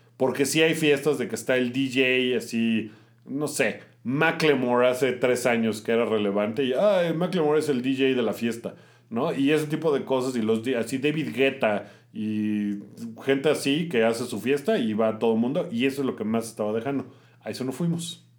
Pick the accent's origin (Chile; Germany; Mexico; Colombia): Mexico; soy mexicano